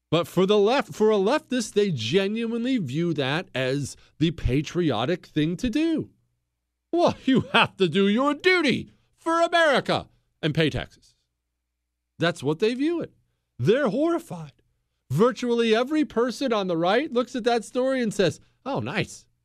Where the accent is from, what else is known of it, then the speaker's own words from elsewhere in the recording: Ohio, United States; I'm, you know, I grew up in the Rust Belt, Ohio. Blue collar Rust Belt Democrats are my people.